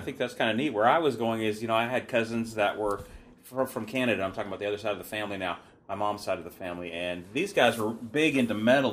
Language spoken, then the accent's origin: English; Seattle, Washington, United States; now in Olympia, United States; growing up in Seattle